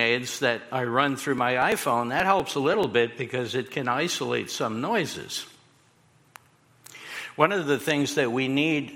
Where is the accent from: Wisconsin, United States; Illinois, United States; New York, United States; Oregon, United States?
New York, United States; New York City; moved away; I'm a kid from Queens. I grew up in a mafia neighborhood, and I really did